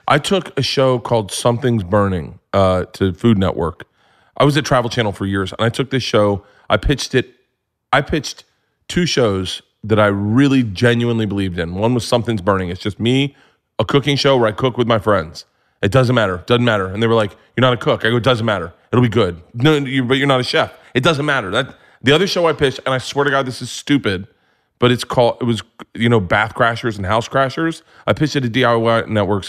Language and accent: English; Florida, United States; I grew up in Florida